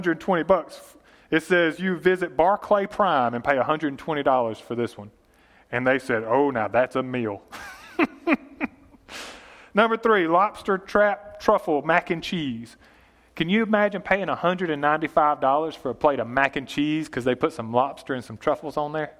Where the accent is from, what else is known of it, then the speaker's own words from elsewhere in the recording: Yatesville, United States; We're from Yatesville